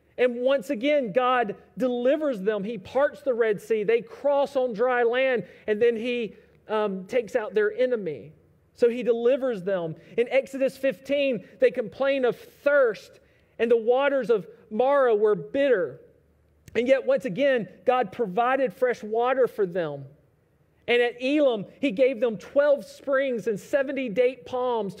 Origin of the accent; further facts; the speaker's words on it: United States; us as American Christians